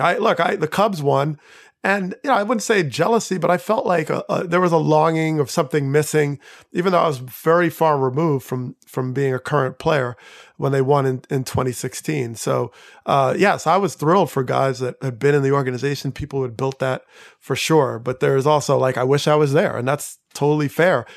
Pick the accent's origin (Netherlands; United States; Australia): United States; outside of New York; I grew up outside of New York